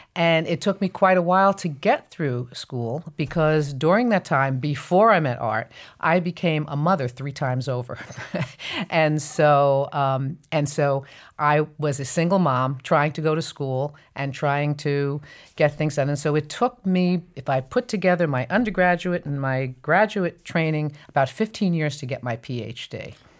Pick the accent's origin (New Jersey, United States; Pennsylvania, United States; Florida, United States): New Jersey, United States; New Jersey Meadowlands, United States; I grew up in North Jersey in an area just outside of Manhattan called the known as the New Jersey Meadowlands